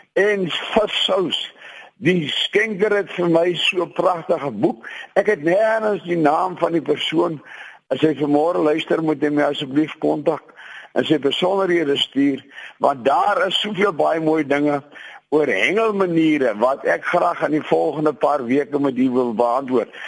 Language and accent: Afrikaans; between Hartenbos and Klein-Brakrivier, Western Cape, South Africa; moved away; my grootword plekke daar tussen Hartenbosse en Kleinbrak rivier